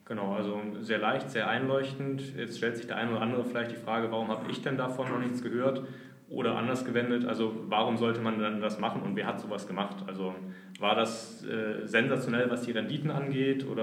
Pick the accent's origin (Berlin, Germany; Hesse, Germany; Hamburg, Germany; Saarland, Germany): Hamburg, Germany; Als Hamburger kennt man das.